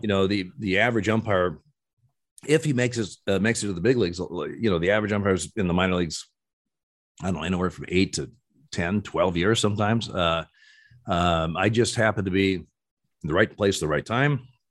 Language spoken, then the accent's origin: English; Eugene, Oregon, United States; I was born in Eugene, Oregon.